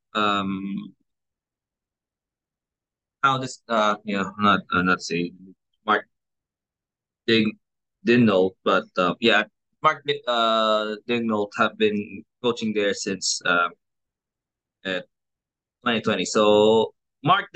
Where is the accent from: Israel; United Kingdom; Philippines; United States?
Philippines; in the Philippines, in my home country